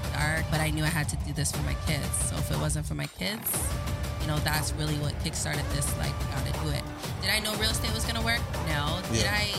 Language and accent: English; Waterloo, Ontario, Canada; also born or lived in Scarborough, Ontario; I was adopted. And that's where when I moved to Waterloo, I grew up in Waterloo